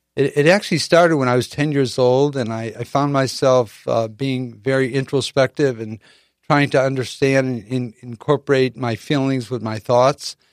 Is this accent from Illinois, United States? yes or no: yes; Chicago, Illinois, United States; now in San Diego, United States; in the Midwest growing up in Chicago